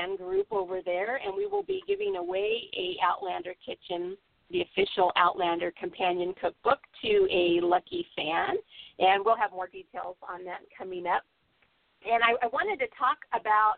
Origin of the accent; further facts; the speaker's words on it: Southern California, United States; growing up in Southern California